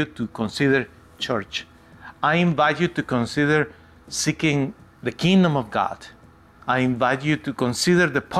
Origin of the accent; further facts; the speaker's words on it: United States; my country, the United States of America. I am an American citizen